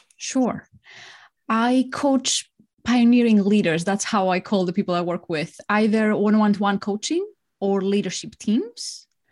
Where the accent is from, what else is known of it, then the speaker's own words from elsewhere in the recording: Greece; moved away as an adult; also born or lived in Spain / France / Singapore; now in London, United Kingdom; I'm Greek. I grew up in Greece.